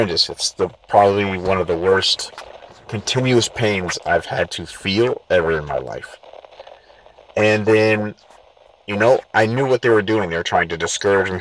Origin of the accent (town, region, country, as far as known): San Diego, California, United States; born or raised there